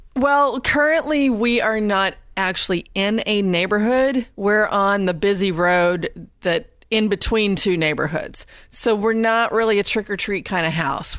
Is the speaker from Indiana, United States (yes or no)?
yes; Indiana, United States; now in North Carolina, United States; I grew up in Indiana.